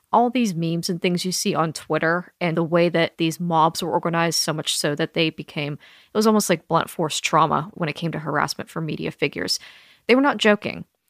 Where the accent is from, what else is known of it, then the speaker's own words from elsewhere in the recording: Pennsylvania, United States; I'm from Pennsylvania, regular conservative town